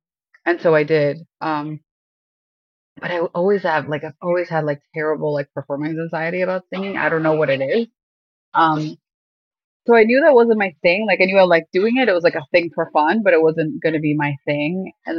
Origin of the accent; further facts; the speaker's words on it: Miami, Florida, United States; born there; also born or lived in Ecuador; So where I'm from, I was born here in Miami, but I lived for a little bit in South America. My parents are from Ecuador. So I feel like I've always had like a foot in two worlds. I actually did my primary school in Ecuador.